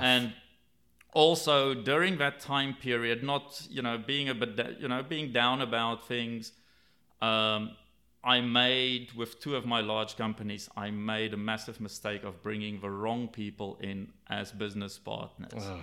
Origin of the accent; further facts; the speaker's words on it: South Africa; I grew up in South Africa